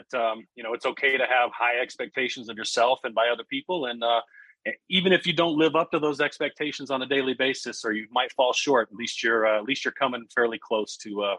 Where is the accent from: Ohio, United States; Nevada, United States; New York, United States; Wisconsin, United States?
Nevada, United States; Las Vegas; moved away as an adult; also born or lived in Iowa (near Omaha); now in Iowa, United States; Yeah, I grew up right dead center in Las Vegas, Nevada. One of the rare breeds of being a native Las Vegan, as you know. not too many of those around these days. But I grew up in Las Vegas